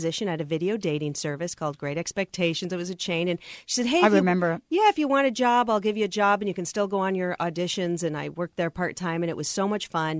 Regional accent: Federal Way, Washington, United States; also born or lived in Tacoma, Washington; now in Los Angeles, United States; I live in Los Angeles, and I grew up in Federal Way, born in Tacoma.

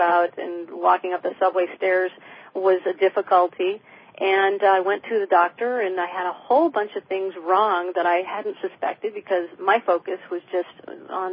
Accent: Michigan, United States; moved away; also born or lived in New York City; where I grew up in Michigan

